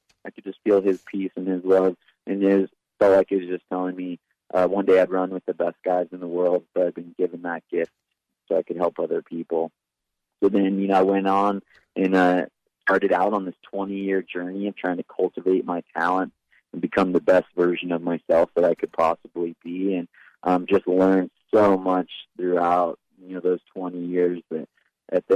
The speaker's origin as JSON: {"language": "English", "town": "Big Bear Lake", "region": "California", "country": "United States", "tie": "born or raised there", "said": "I grew up in Big Bear Lake in Southern California"}